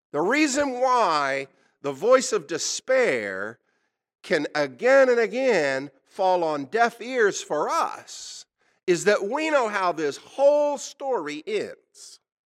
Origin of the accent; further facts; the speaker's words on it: Oklahoma, United States; I was born in Oklahoma. This is my native state